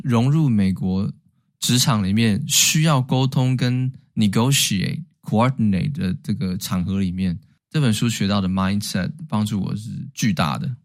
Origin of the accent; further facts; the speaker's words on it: Taiwan; moved away as an adult; now in United States; 但是对台湾人而言，我们没有道理去举报人家嘛